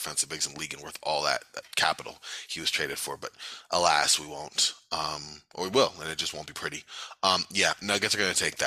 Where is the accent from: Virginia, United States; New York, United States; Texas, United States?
New York, United States; I am from New York